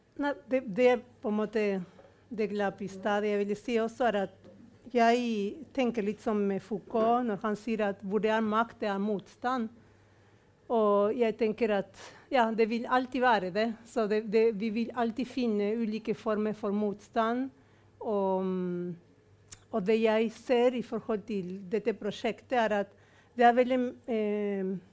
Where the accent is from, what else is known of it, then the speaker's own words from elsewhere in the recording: Argentina; now in Norway; som argentiner, som ble født under militærdiktatur